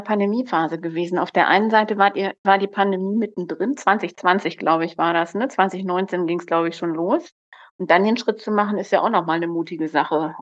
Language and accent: German; Lower Saxony, Germany; komme ja aus Niedersachsen